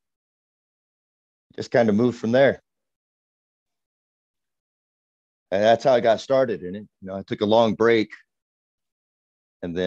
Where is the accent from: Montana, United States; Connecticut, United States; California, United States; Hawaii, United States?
California, United States; I grew up in California